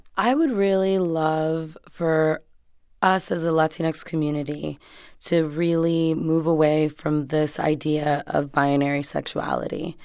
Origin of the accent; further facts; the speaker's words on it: Hialeah, Florida, United States; moved away as an adult; now in Los Angeles, United States; we grew up in Hialeah